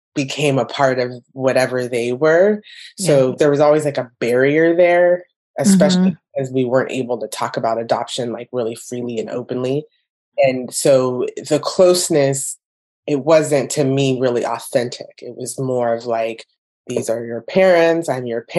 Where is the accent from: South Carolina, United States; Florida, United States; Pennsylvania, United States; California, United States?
California, United States; Orange County; also born or lived in Hawaiian Gardens, California / Brea, California; I grew up in Orange County